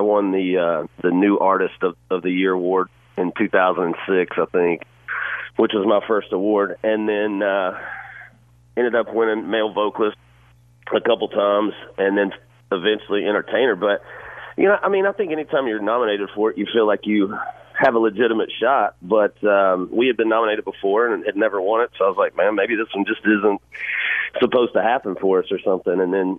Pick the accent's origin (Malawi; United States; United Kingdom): United States; Georgia; also born or lived in Florida; To me, man, I grew up in Georgia and Florida. Every summer I grew up around the beach